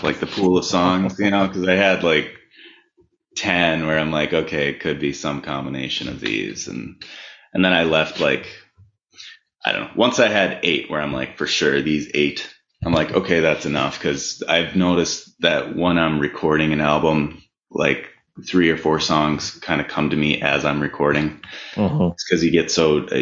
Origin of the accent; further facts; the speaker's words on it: Minneapolis, Minnesota, United States; Born and raised. Yeah, I was born and raised in North Minneapolis, and I live not far away now in South Minneapolis.